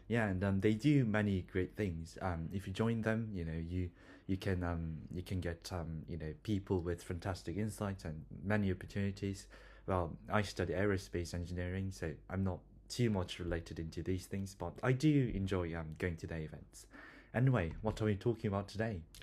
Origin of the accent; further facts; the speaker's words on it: South Korea; now in Bristol, United Kingdom; I'm from South Korea